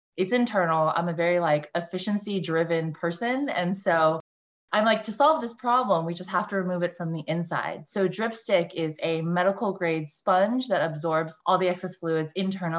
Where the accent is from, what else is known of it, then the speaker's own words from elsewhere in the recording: Bay Area, California, United States; I grew up in the Bay Area, went to a super cutthroat high school